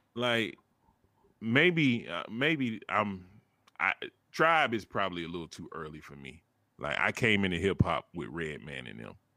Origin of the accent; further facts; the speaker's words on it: the South, United States; I'm from the South